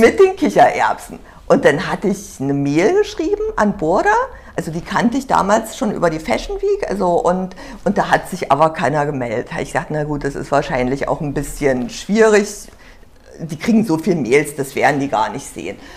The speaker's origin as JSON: {"language": "German", "area": "the East", "region": "East Germany", "country": "Germany", "said": "ich komme aus dem Osten, ich habe für die modischen Maschen gemodelt"}